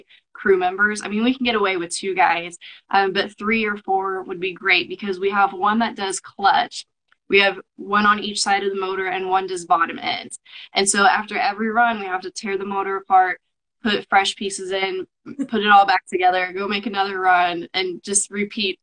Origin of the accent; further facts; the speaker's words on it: Kansas, United States; I'm from Kansas